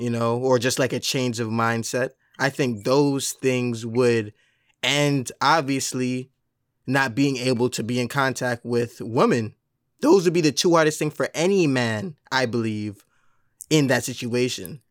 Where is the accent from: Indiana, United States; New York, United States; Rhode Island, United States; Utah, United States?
New York, United States; Mount Vernon; I'm from Mount Vernon, New York